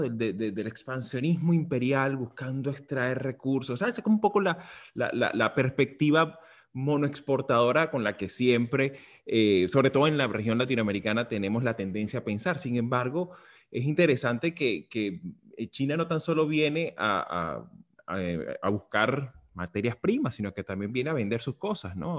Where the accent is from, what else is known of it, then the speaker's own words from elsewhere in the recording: Venezuela; como venezolano